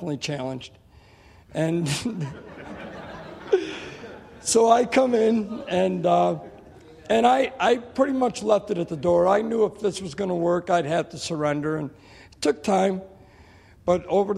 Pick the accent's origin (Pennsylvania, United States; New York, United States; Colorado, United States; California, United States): New York, United States; Albion; I'm from Albion. I've been involved with the church since I was a child.